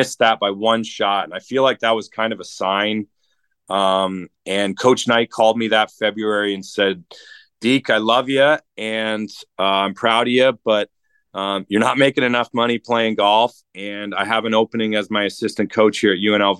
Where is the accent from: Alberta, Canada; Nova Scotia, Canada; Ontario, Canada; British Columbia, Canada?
Ontario, Canada; Toronto; born and raised in Toronto, Canada